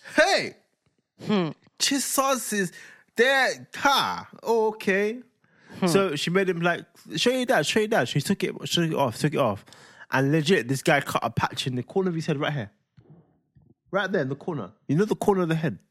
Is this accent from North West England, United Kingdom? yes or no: no; London, United Kingdom; I'm from London